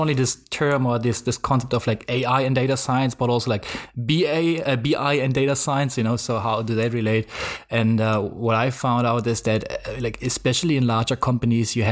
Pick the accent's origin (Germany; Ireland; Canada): Germany; English is a second language; I come from Germany, as you can probably hear